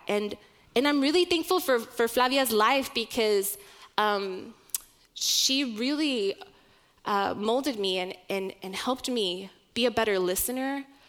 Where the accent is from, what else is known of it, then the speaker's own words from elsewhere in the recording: Oklahoma, United States; my youngest sister and I were born and raised in Oklahoma.